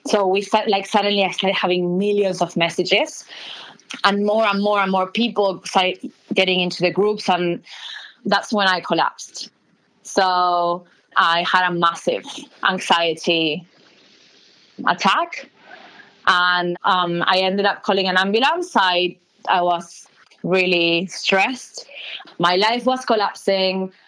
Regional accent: Buenos Aires, Argentina; moved away as an adult; now in Australia; I'm from Buenos Aires City

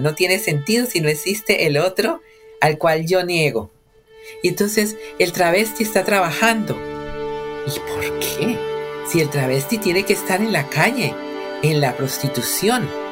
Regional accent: Cali, Valle del Cauca, Colombia; moved away as an adult; buses de transporte urbano de Cali, que son buses típicos de mi ciudad en los años 90

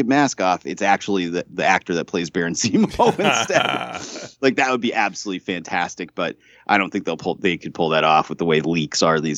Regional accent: Western Massachusetts, United States; Growing up in Western Massachusetts

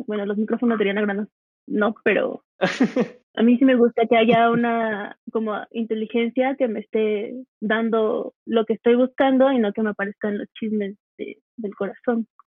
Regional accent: Cuba; moved away as an adult; now in Mexico City, Mexico; soy cubana de hace siete años

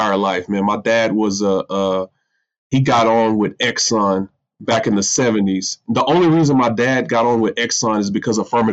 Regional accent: Midland, Texas, United States; born and raised in Midland, Texas, which is oil and gas country, Permian Basin

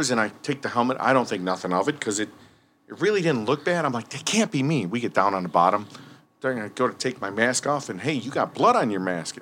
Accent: Berwyn, Illinois, United States; I grew up in Berwyn. I'm still at home with my parents.

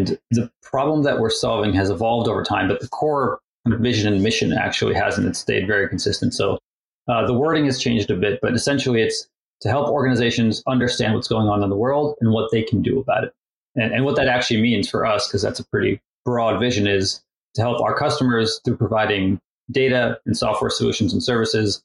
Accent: Maryland, United States; also born or lived in Russia; I was born in the Soviet Union in Russia and then immigrated to the US, to Maryland, actually, in the early 90s

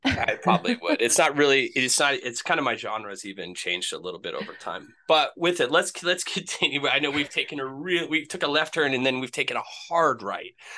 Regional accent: Maine, United States; moved away; also born or lived in Rutland, Vermont / New Hampshire / Atlanta; born in Maine, lived on the coast of Maine

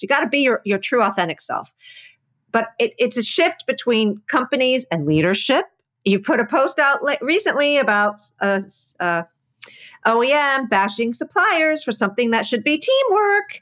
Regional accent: East Coast, United States; so I'm from the East Coast. I talk loud.

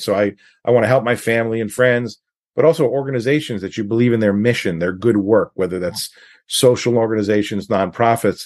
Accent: New York, United States; also born or lived in California; now in Washington State, United States; I grew up in New York, um, lived in California. I've been in Washington State for, for a long time

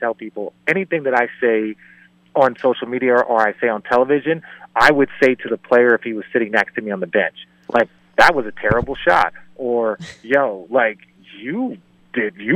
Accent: Phoenix, Arizona, United States; I grew up in Phoenix, so I have a ton of friends that were Suns fans.

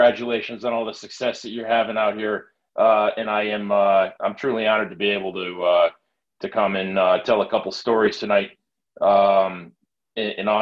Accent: Connecticut, United States; moved away as an adult; now in California, United States; I'm from Connecticut. I lived there my entire life before moving out here to California

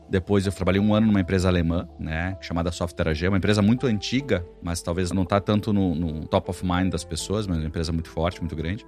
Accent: interior of Rio Grande do Sul, Brazil; Eu venho do interior do Rio Grande do Sul

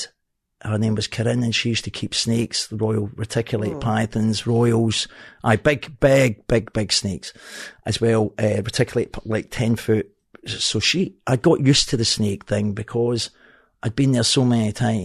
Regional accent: Glasgow, Scotland, United Kingdom; now in Helensburgh, United Kingdom; I'm from Partick. I says, from Partick, but I stay in Helensburgh

